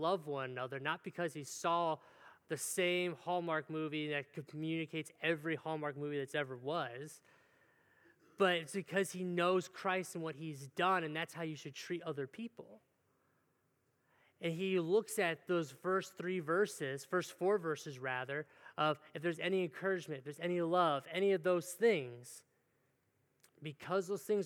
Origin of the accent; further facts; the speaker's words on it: Cleveland, Ohio, United States; moved away; I'm from Cleveland area